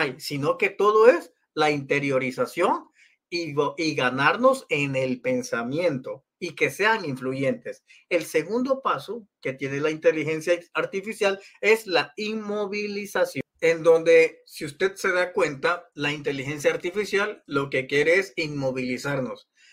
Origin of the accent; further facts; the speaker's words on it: El Salvador; Yo nací en El Salvador